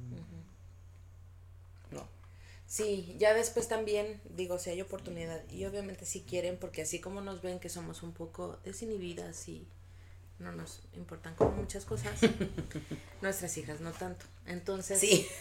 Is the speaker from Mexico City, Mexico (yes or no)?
no; Guadalajara, Jalisco, Mexico; somos de Guadalajara, estamos en Guadalajara